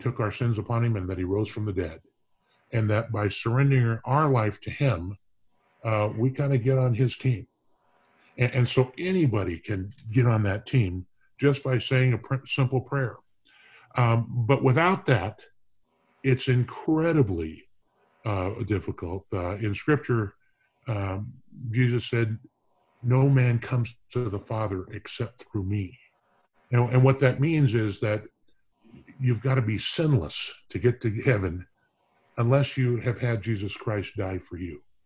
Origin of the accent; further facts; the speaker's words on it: Orange County, California, United States; moved away as an adult; now in Canton, United States; I come from Orange County, California